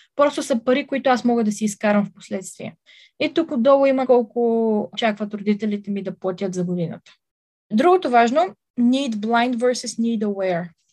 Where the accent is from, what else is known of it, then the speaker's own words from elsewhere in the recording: Bulgaria; аз ще съм единствената българка на кампуса